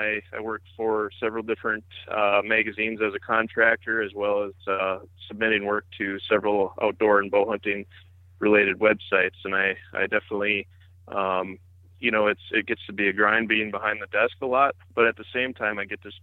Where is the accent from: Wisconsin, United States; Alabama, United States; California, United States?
Wisconsin, United States; Antigo; I live in Antigo, Wisconsin. It's just a small community in kind of north central Wisconsin. I grew up here